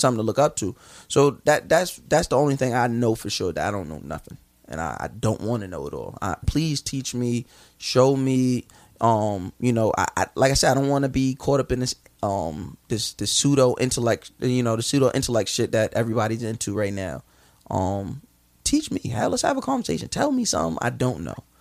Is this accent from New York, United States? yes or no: yes; Long Island, New York, United States; I'm from Long Island. Like I got a house. Like got backyard